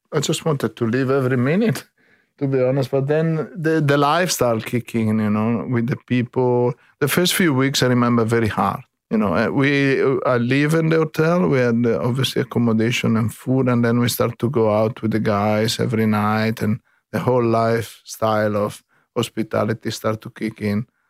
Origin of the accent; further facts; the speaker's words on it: Brescia, Lombardy, Italy; English is a second language; moved away as an adult; now in Sydney, Australia; I come from the Alps, on the, on the Alps and Lake of Northern Italy, exactly from, uh, Brescia, on the Garda Lake.